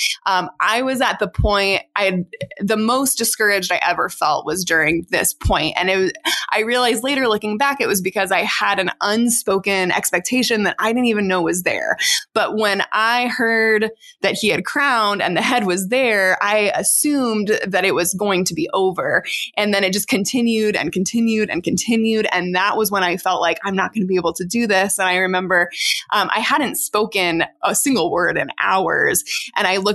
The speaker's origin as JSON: {"language": "English", "country": "United States", "said": "as an American"}